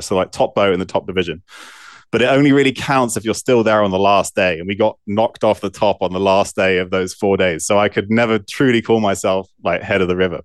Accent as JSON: {"language": "English", "town": "Bristol", "region": "South West England", "country": "United Kingdom", "tie": "born or raised there", "also_born_or_lived": "Evanston, Illinois, United States", "said": "we moved back to the U K when I was four or five. Um, and I lived, I grew up in Bristol"}